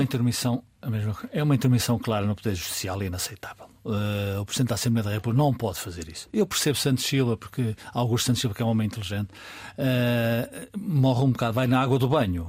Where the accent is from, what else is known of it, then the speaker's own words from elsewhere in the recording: Portugal; sendo português